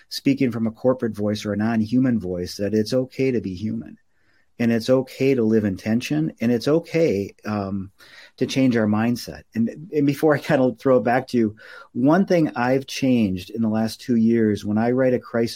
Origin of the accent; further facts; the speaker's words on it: Minneapolis, Minnesota, United States; I grew up in Minneapolis